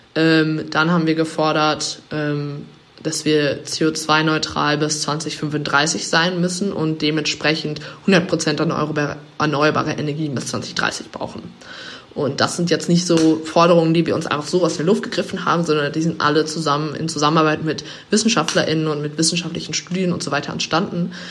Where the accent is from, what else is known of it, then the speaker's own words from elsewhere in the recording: England, United Kingdom; moved away; ich bin, bin in, in England aufgewachsen als Kind